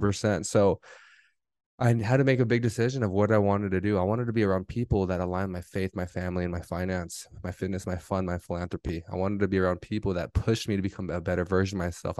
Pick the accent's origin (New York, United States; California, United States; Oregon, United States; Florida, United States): California, United States; Southern; I grew up here in Southern California, my entire life